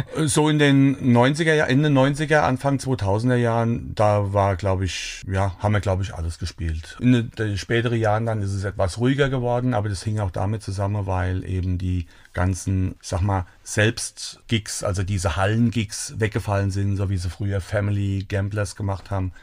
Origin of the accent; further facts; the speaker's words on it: Sörgenloch, Rhineland-Palatinate, Germany; ich bin in Sörgenloch aufgewachsen vielleicht bekannt, eine kleine Gemeinde bei Niederolm.